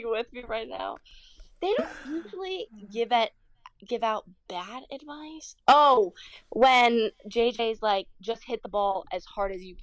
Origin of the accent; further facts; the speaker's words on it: United States; I'm American